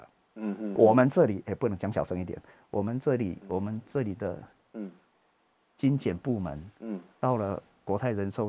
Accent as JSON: {"language": "Chinese", "country": "Taiwan", "said": "我们台湾人"}